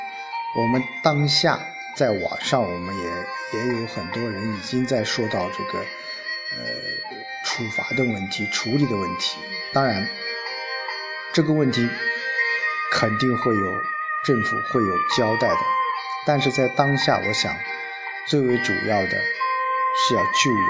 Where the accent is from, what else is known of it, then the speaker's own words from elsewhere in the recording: Anhui, China; 作为安徽人，我们很骄傲啊！